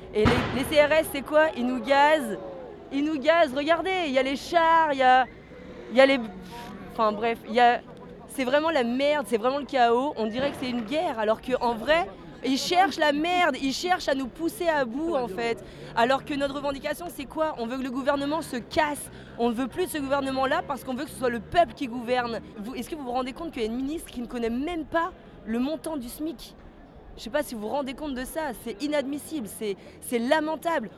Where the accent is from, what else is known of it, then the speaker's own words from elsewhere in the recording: Brittany, France; je suis bretonne. On est venu en bus, on est venu à 130 carrément de, de Lorient